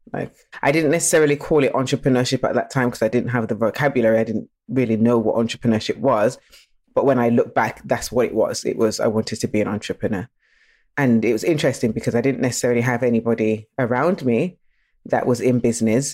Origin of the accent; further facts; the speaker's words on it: Nottingham, East Midlands, United Kingdom; also born or lived in Birmingham; I was born in Birmingham, but I was actually raised in Nottingham